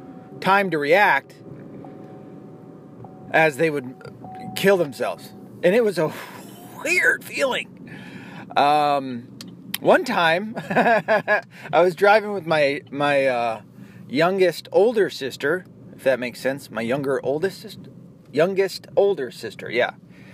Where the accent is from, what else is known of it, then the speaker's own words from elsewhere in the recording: Tennessee, United States; You'll notice too that my accent, as I've talked about, that I'm from Tennessee and I have zero to no southern accents.